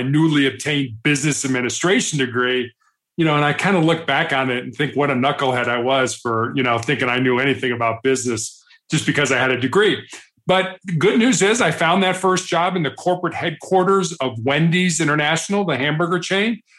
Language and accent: English; Chicago, Illinois, United States; also born or lived in Charleston, South Carolina; I'm from Chicago. I'm the oldest of three boys